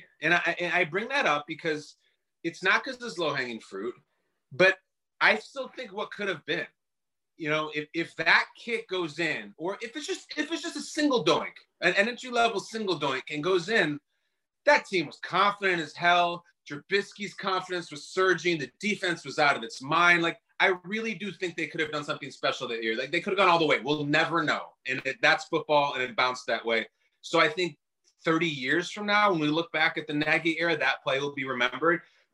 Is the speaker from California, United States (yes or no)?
no; Chicago, Illinois, United States; I grew up in the Chicago area